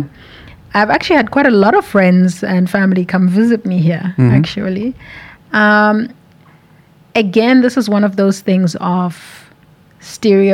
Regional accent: Harare, Zimbabwe; moved away as an adult; also born or lived in South Africa; now in Slovakia; I am from Harare, which is the capital of Zimbabwe

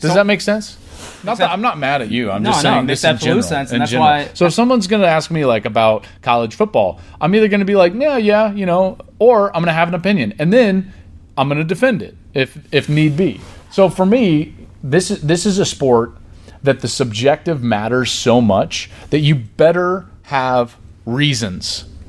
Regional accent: Denver, Colorado, United States; now in Los Angeles, United States; I grew up in the Denver area, went to Colorado games, was kind of a Big 8 guy, played in the Big 12.

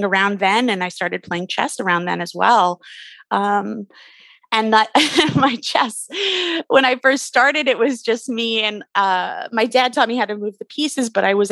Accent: Canada; I grew up in Canada

